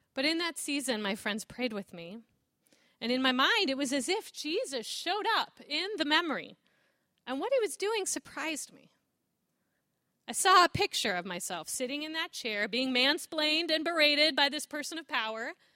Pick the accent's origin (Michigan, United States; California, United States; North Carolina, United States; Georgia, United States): California, United States; Southern; moved away as an adult; also born or lived in Chicago; I grew up in Southern California